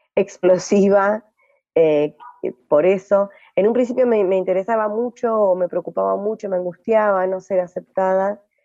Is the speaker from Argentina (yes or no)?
yes; Gualeguay, Entre Ríos, Argentina; moved away as an adult; also born or lived in Ushuaia / Brazil / Lago Puelo; now in Paraje Entre Ríos, Argentina; yo nací en Gualeguay, Entre Ríos, en el 78. Ah, viví ahí hasta eh, los 24 años